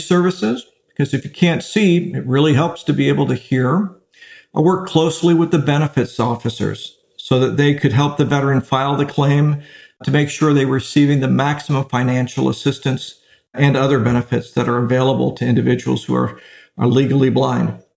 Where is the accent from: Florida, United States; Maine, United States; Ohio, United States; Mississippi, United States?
Florida, United States; Daytona Beach; also born or lived in Erie, Pennsylvania / Provo, Utah / Gainesville, Florida; I was born in Erie, Pennsylvania, and I was raised in Daytona Beach, Florida, where I went to Seabreeze High School